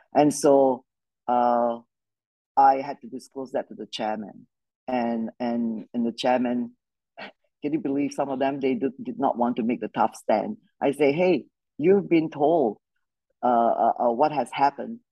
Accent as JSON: {"language": "English", "country": "Malaysia", "tie": "born or raised there", "said": "I grew up in Malaysia, uh, good old British Commonwealth country"}